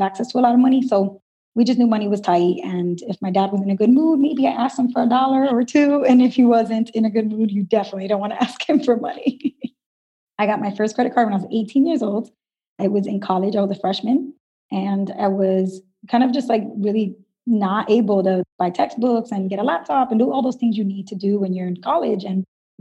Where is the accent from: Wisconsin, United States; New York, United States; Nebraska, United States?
New York, United States; New York City; I was born and raised in Brooklyn, New York, and my parents are from Dominican Republic